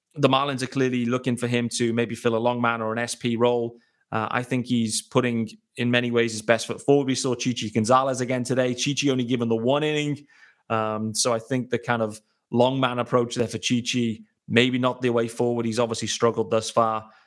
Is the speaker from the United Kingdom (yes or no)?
yes; United Kingdom; me, as a British guy